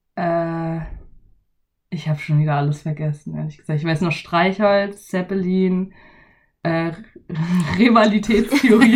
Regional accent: near Freiburg, Baden-Württemberg, Germany; accent: Badisch; ich komme halt aus der Nähe von Freiburg

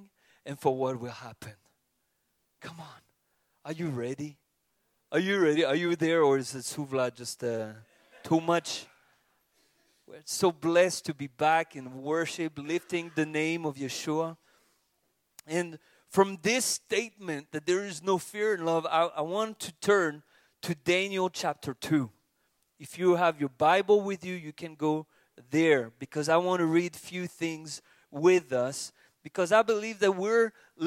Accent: France; from France

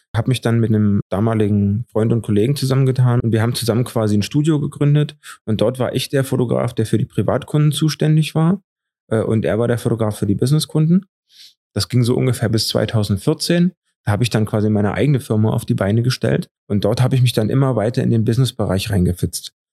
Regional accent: Eisenhüttenstadt, Brandenburg, Germany; moved away as an adult; now in Dresden, Germany; Ich komme aus Eisenhüttenstadt in Brandenburg und dort gab's nicht so viele Perspektiven

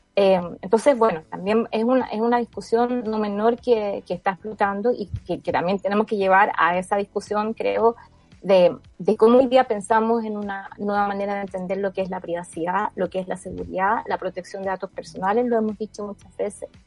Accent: Chile

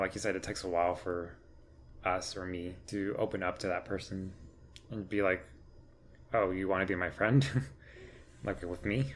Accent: Crandall, Texas, United States; I grew up in Crandall all my life. I went to Crandall schools since pre K all the way through graduation.

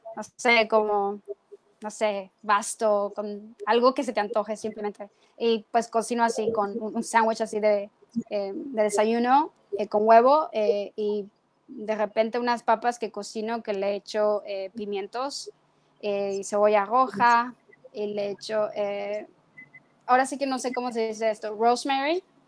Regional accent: Sinaloa, Mexico; moved away; Yo vengo de Sinaloa

